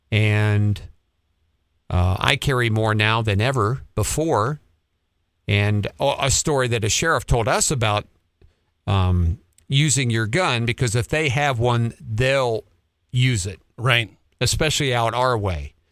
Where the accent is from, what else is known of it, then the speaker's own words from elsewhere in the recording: Montana, United States; I grew up in Montana, young age, adored tanning, but my wife and I prefer all of our traveling and camping now in the motorhome